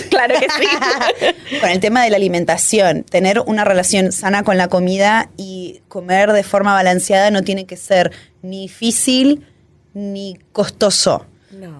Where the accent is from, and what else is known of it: Argentina